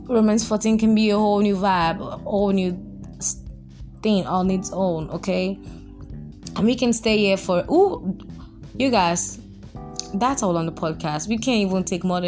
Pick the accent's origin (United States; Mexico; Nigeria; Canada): Nigeria; I'm Nigerian